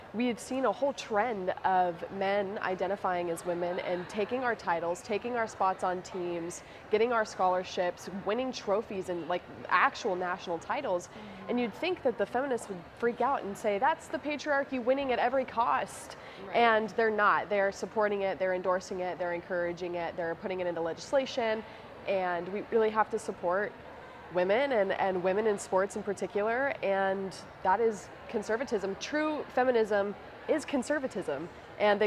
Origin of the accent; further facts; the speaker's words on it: Springfield, Missouri, United States; from Springfield, Missouri, and I'm 26